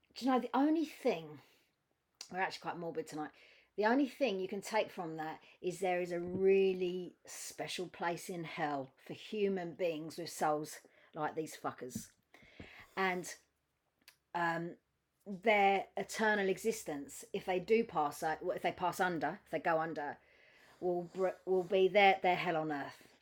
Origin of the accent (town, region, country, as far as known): United Kingdom